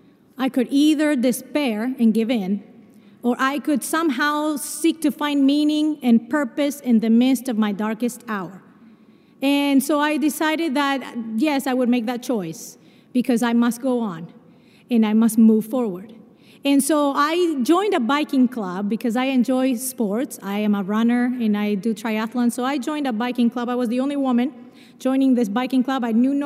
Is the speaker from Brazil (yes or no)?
yes; Brazil; born there; I mentioned to you that I was born in Brazil.